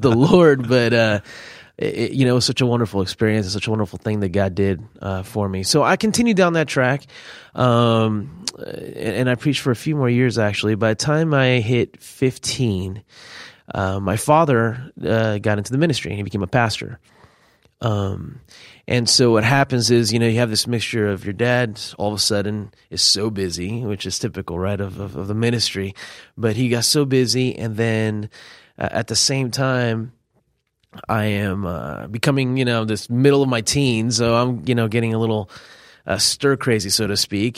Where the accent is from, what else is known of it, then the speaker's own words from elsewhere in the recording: Miami, Florida, United States; also born or lived in California; at nine, it was roughly about a year before I moved to Miami.